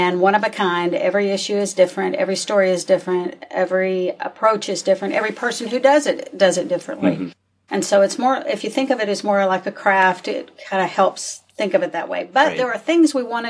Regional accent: North Little Rock, Arkansas, United States; I grew up in North Little Rock.

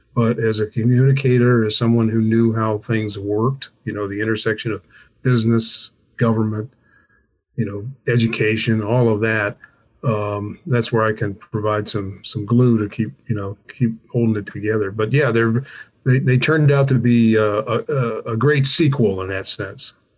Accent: Alexandria, Virginia, United States; I grew up in Alexandria, Virginia, which is uh, basically D.C.

